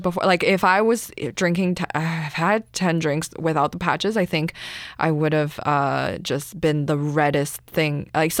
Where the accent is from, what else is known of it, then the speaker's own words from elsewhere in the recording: Canada; my identity, my as an immigrant, as an Asian person, as a Canadian, a young woman, right?